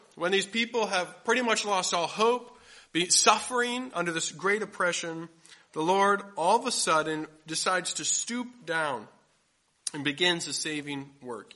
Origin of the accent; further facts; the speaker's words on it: Grand Rapids, Michigan, United States; I grew up in Grand Rapids, Michigan